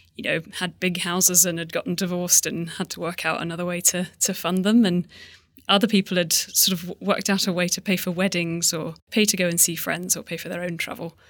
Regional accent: Hong Kong; I grew up in Hong Kong

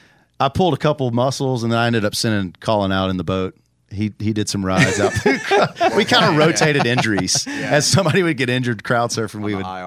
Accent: Tennessee, United States; I grew up in Tennessee, and we vacationed. My family is from Florida, originally South Georgia.

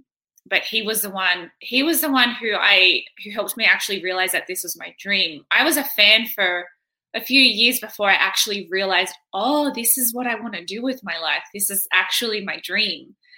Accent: Campbelltown, New South Wales, Australia; I grew up in Campbelltown, which is like western suburbs of Sydney, I think. But I moved around a lot. So I stayed in like Sydney, but around in like an hour diameter.

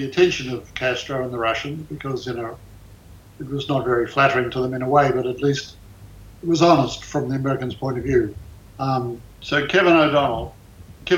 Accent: Australia; moved away as an adult; now in United States; I was born in Australia

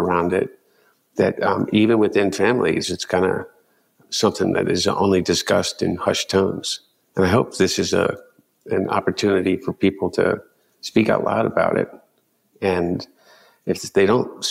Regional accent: Delaware, United States; growing up in Delaware

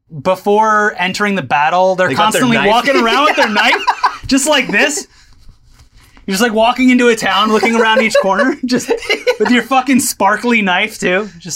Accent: New Jersey, United States; I'm not supposed to do this? I'm from New Jersey. I don't know any better.

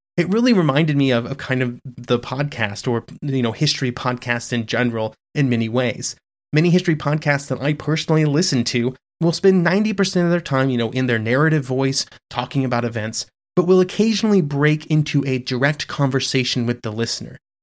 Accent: United States; me as an American

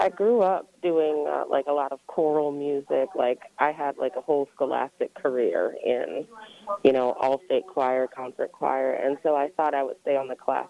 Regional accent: Prince George's County, Maryland, United States; I grew up in PG County, actually.

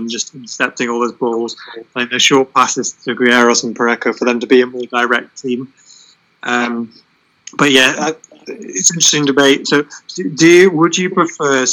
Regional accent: United Kingdom; now in York, United Kingdom; I'm very British.

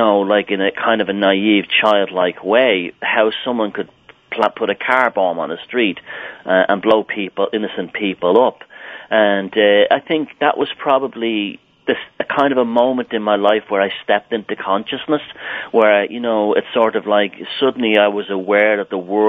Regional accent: Ireland; even though I grew up in Southern Ireland.

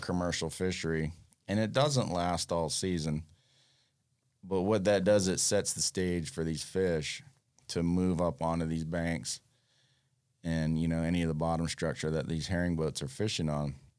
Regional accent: Fort Lauderdale, Florida, United States; also born or lived in Freeport, Bahamas; grew up on the New River in Fort Lauderdale

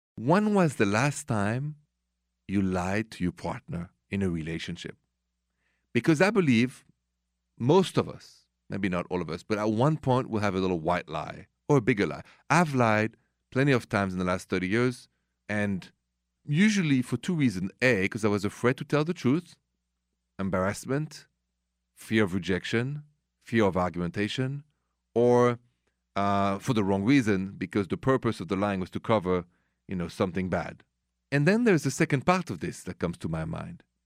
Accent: Paris, Île-de-France, France; accent: French; English is a second language; moved away as an adult; now in United States; this accent is French, Français, straight from Paris. But I've been here many, many years, and I'm even American now

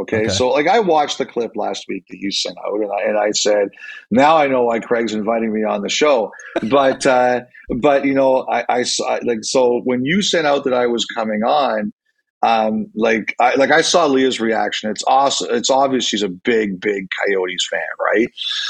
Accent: Canada; I think we joke, we're the Canadian hockey snobs.

